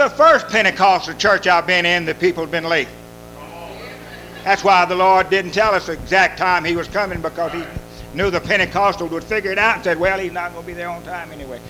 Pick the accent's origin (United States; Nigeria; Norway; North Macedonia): United States; Louisiana; Who'd have thought a Cajun in Mi